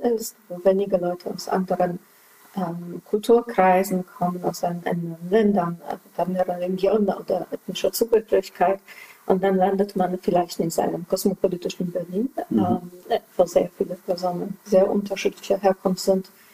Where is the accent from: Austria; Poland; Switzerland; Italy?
Poland; German is a second language; moved away as an adult; now in Germany; ich bin in den 80er in Polen zur Schule gegangen.